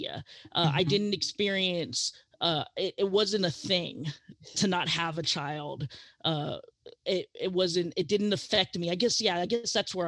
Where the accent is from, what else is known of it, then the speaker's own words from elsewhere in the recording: California, United States; growing up in California and growing up in a Filipino household